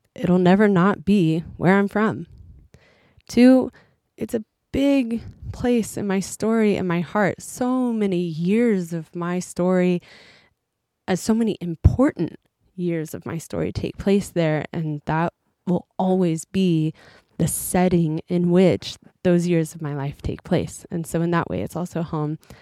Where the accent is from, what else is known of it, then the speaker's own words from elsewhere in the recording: Oklahoma, United States; moved away as an adult; now in Japan; we're from Oklahoma.